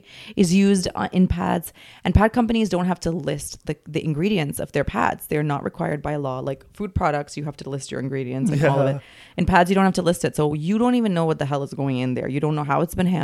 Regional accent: Dubai, United Arab Emirates; I grew up in Dubai

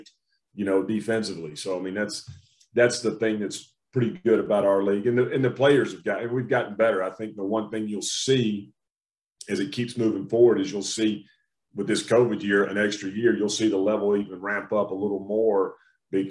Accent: outside of Augusta, Georgia, United States; also born or lived in Atlanta, Georgia; I grew up right outside of Augusta

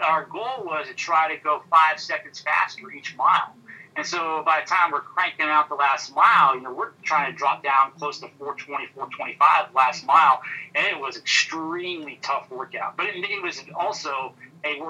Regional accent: Midwest, United States; moved away as an adult; also born or lived in Arkansas / Houston, Texas; now in Michigan, United States; growing up in the Midwest

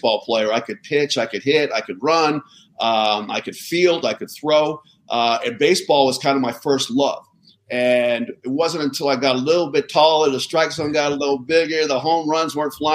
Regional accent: Southern California, United States; I grew up in Southern California

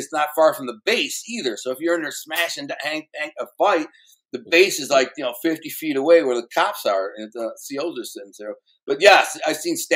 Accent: Detroit, Michigan, United States; I'm from Detroit

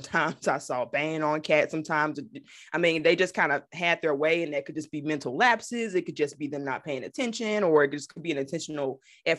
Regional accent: Memphis, Tennessee, United States; I grew up here in Memphis

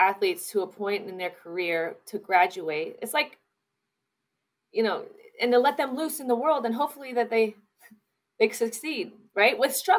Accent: San Leandro, California, United States; it's home. My mom and dad live 2 miles from me. I'm from San Leandro, California. It goes San Leandro, Oakland, Berkeley. And I have so much pride for the Bay Area.

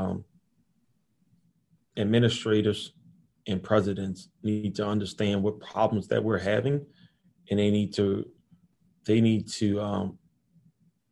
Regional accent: New Orleans, Louisiana, United States; moved away; we grew up together in New Orleans

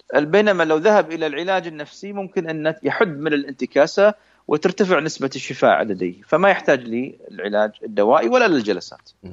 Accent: Saudi Arabia; عندنا في السعوديه

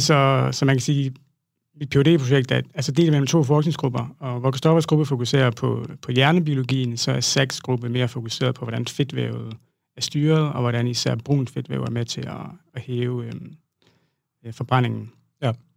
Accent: Southern Jutland, Southern Denmark, Denmark; moved away; jeg startede øh, ud som øh, sproglig studerende øh, hjemme i Sønderjylland

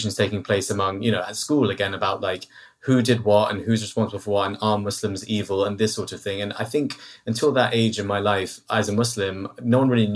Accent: London, United Kingdom; as a Londoner, born and raised in London

